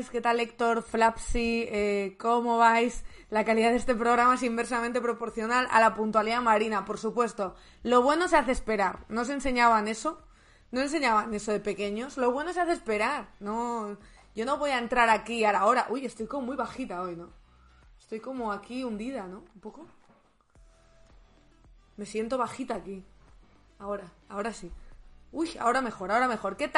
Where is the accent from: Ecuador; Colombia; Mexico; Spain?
Spain; León, Castile and León; now in Madrid, Spain; Para eso me vine desde León. O sea, yo me vine desde León diciendo, vaya tiempazo hace en Madrid, aquí no saben lo que es el frío.